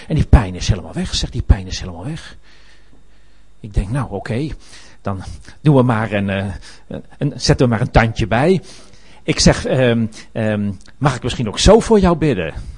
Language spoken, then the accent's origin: Dutch; Netherlands